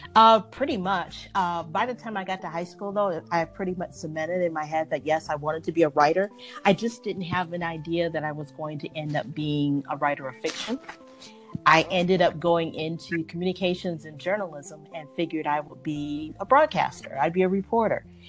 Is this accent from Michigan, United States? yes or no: yes; Detroit, Michigan, United States; moved away; I'm from originally from Detroit